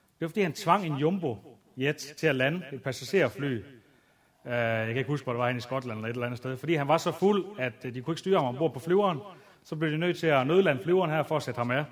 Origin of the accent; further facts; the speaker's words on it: Aalborg, North Denmark Region, Denmark; jeg voksede op ude i noget, der hedder tooghalvfems tyve Aalborg Øst